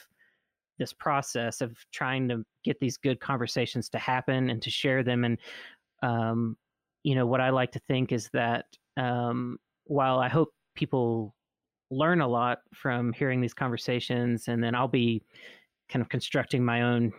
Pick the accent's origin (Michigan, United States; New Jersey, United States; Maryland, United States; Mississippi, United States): Mississippi, United States; me growing up in Mississippi